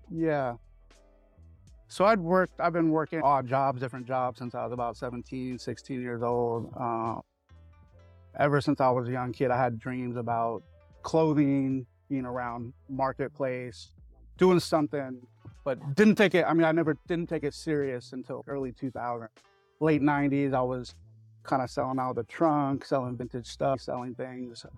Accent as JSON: {"language": "English", "town": "San Francisco", "region": "California", "country": "United States", "tie": "born or raised there", "said": "was born and raised in San Francisco in my early years."}